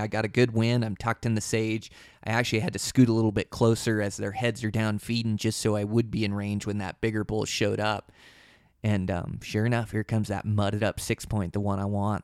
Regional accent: Pacific Northwest, United States; I was born and raised in the Pacific Northwest

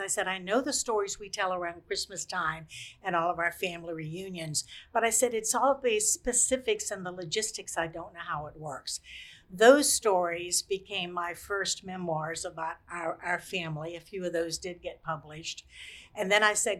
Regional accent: Lynchburg, Virginia, United States; also born or lived in eastern North Carolina; We moved here when I was 10

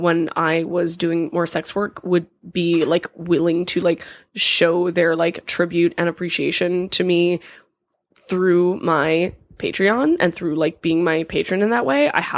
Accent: California, United States; I'm from California, so I know.

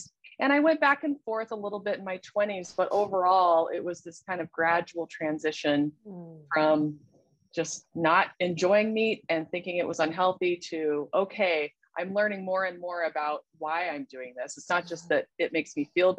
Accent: Salt Lake City, Utah, United States; I'm originally from Salt Lake City, Utah, and I live here now.

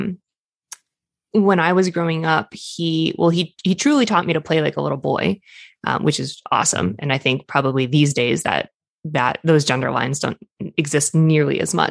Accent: Boston, Massachusetts, United States; I grew up in Boston

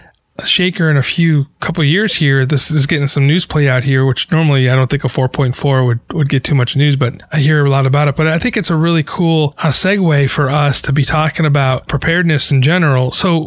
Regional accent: New York, United States; now in Los Angeles, United States; Yeah, I'm from New York myself

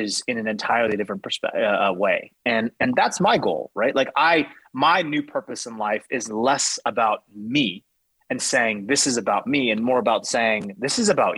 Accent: United States; I'm speaking from a place of being American

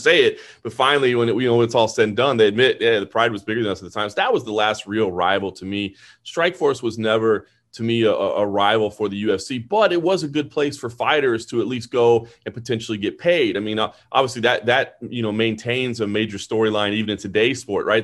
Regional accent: Dallas, Texas, United States; I was born and raised in Dallas

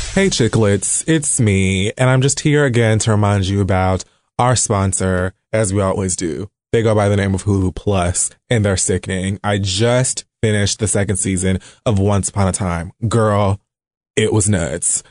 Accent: United States; I'm American

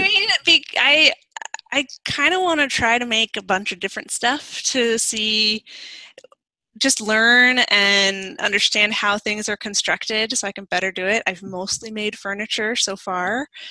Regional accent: D.C., Virginia, United States; I grew up in Virginia, outside Washington, D.C.

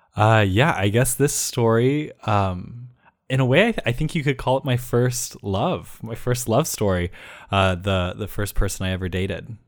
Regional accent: Ohio, United States; both of my parents actually are from Utah, but I was raised in Ohio

